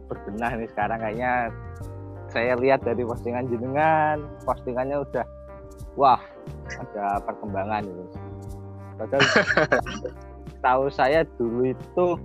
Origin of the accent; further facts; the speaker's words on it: West Java, Indonesia; now in Gunungpati, Indonesia; Saya itu aslinya dari Jawa Barat ya, ini jujur ya, aslinya dari Jawa Barat dan alhamdulillah sudah bertempat tinggal di Gunung Pati